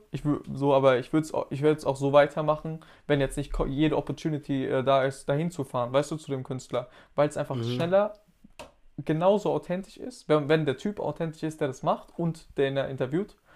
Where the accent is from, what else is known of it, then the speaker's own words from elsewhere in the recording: Hesse, Germany; Ich bin aus der Nähe von Frankfurt. Ich bin tatsächlich aus, sehr, aus einem sehr kleinen Kaff. Aus einem sehr kleinen Kaff.